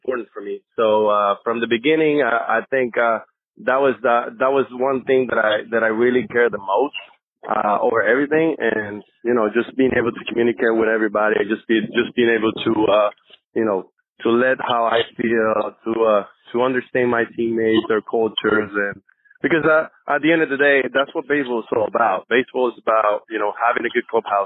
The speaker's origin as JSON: {"language": "English", "country": "Venezuela", "first_language": "Spanish", "second_language": "English", "moved": "as an adult", "said": "I'm from Venezuela, so my first language was Spanish"}